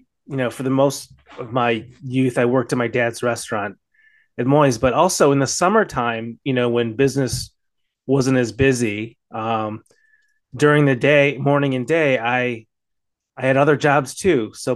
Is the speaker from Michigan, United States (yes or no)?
yes; Grosse Pointe, Michigan, United States; moved away; summers in Michigan as a kid